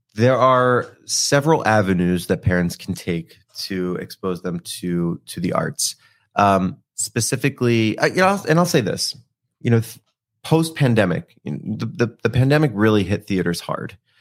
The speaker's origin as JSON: {"language": "English", "town": "Philadelphia", "region": "Pennsylvania", "country": "United States", "said": "I'm from Philadelphia"}